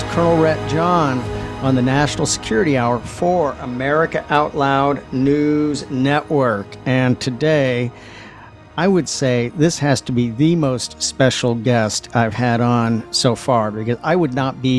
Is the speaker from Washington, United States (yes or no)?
yes; Washington, United States; I grew up in Washington State.